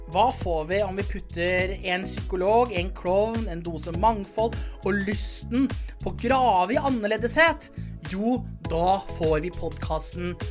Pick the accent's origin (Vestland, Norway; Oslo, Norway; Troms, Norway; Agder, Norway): Oslo, Norway; jeg er, en gutt fra Sagene.